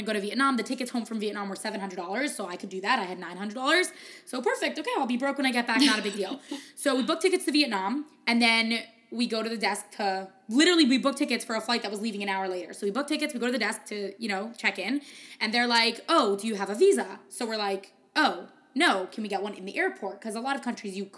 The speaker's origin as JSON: {"language": "English", "country": "United States", "said": "I'm an American"}